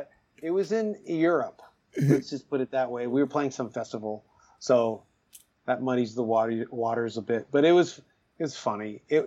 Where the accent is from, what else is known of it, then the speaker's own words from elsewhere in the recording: Toronto, Ontario, Canada; I'm from Scarborough